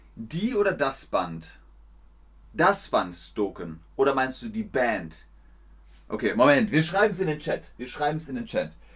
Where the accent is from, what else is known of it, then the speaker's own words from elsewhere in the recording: Germany; In meinem Land, in Deutschland